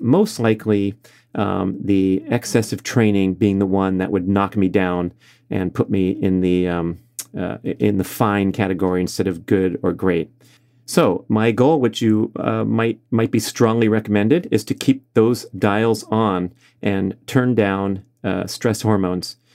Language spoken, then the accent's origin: English; Los Angeles, California, United States; my hometown of Los Angeles